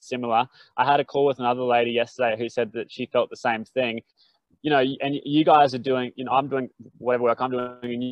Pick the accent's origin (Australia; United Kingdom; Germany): Australia; Brisbane, Queensland; I grew up in Brizzy and had mates